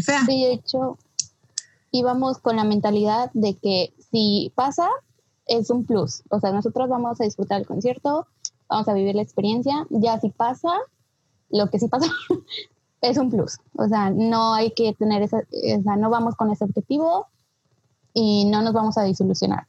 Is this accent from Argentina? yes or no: no; Aguascalientes, Mexico; soy mexicana